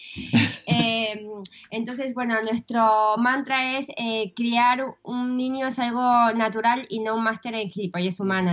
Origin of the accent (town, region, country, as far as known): Argentina; also born or lived in Madrid; now in Spain